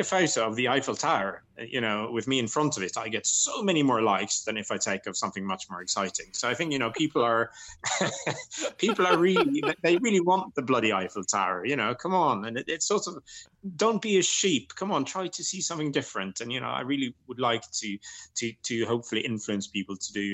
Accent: Norway; also born or lived in Lawrenceburg, Indiana, United States / England; I'm from rural Norway myself

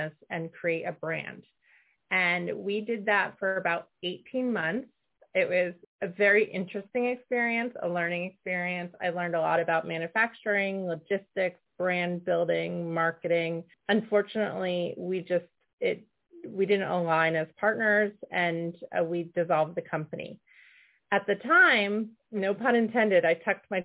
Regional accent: Connecticut, United States; when we were growing up in Connecticut

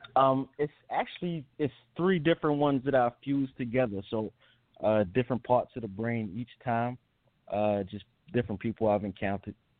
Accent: New York, United States; also born or lived in New Jersey; I grew up um with my mother in New York

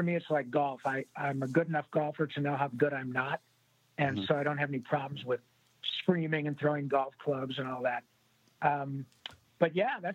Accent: Michigan, United States; also born or lived in Livonia, Michigan / Dearborn, Michigan / Rochester, Michigan / Grand Blanc, Michigan; I was born in Livonia and lived in Dearborn, Rochester, went to high school in Grand Blanc. And as they say, pure Michigan

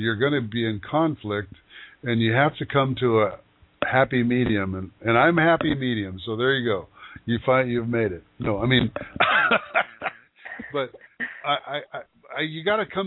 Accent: Yakima Valley, Washington, United States; moved away; I grew up in the Yakima Valley

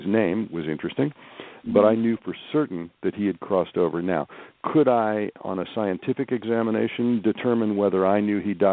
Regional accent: Kansas City, Kansas, United States; also born or lived in St. Louis, Missouri; I did most of my growing up in Kansas, in the just outside Kansas City on the Kansas side.

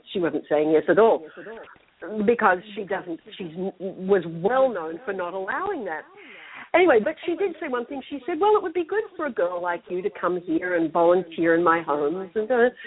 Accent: Australia; when I was growing up in Australia

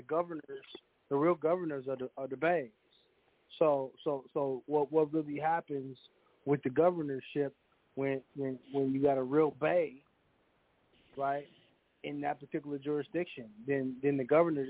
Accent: Kansas, United States; Listen, man, I'm from Kansas, man.

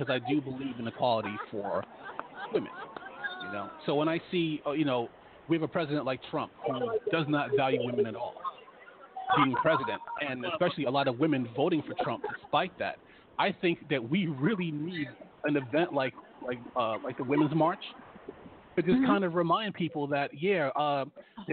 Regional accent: New York, United States; moved away; also born or lived in Washington, D.C.; I'm from New York. I used to live in D.C.

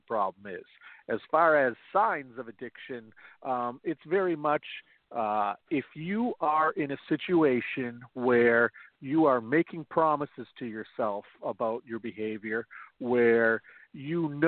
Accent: Central Maine, United States; I am from Central Maine. I was born here, pretty much lived here my entire life

